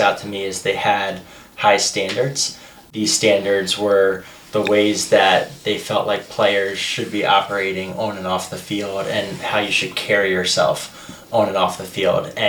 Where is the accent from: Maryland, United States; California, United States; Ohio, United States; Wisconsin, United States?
Maryland, United States; Baltimore; grew up in Baltimore